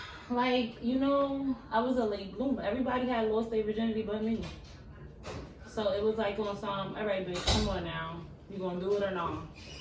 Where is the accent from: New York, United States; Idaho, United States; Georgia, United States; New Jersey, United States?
Georgia, United States; I'm from Georgia.